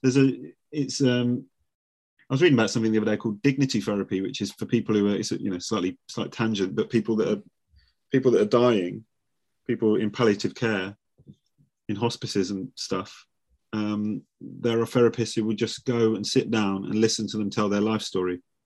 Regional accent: Nuneaton, West Midlands, United Kingdom; moved away; I'm from the same town. I'm from Nuneaton.

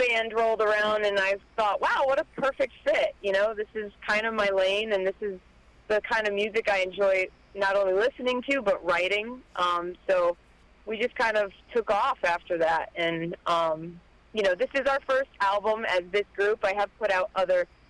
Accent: Connecticut, United States; growing up in Connecticut. I am born and raised native here

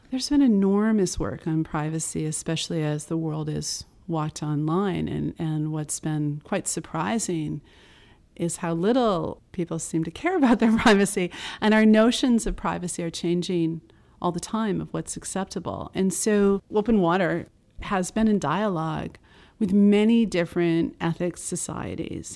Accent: United States; I'm an American

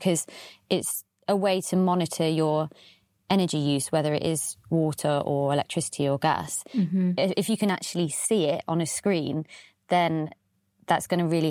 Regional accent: United Kingdom; I'm British.

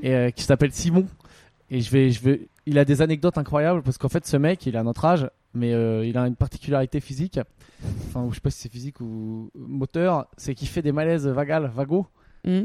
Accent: France; en tant que Français

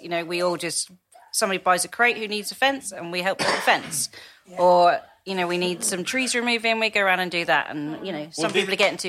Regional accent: Germany; now in England; Mostly, but I am from a military background, so I grew up in Germany and we were very different.

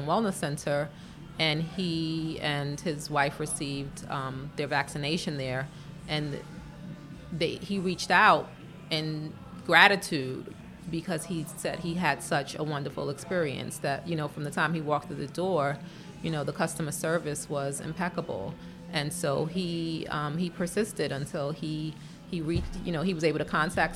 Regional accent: New York City, New York, United States; also born or lived in Brownsville, Brooklyn; I actually grew up in Bed-Stuy, But when I was around, say, 9 or 10, my dad moved to Brownsville

